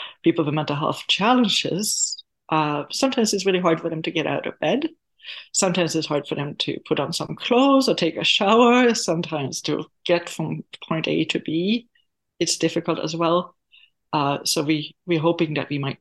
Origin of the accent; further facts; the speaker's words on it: Sweden; moved away; I am from Sweden, and when I grew up in the school system itself